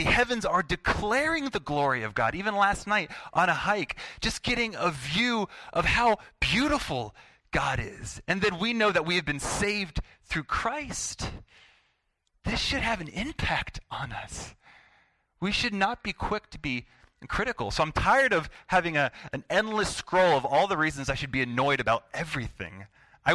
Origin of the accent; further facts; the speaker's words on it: United States; I'm an American